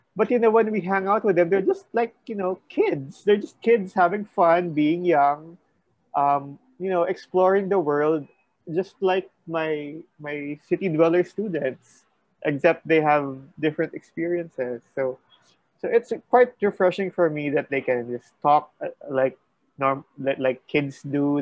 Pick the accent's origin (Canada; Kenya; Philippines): Philippines; grew up in a suburb